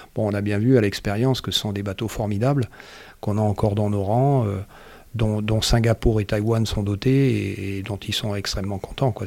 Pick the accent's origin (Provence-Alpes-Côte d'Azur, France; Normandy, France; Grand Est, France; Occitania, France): Provence-Alpes-Côte d'Azur, France; Marseille; moved away; j'ai grandi à Marseille